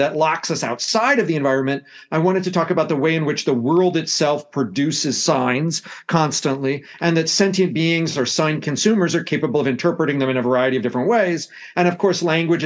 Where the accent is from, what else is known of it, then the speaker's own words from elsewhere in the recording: United States; accent: American; you can tell from my accent that I come from the United States.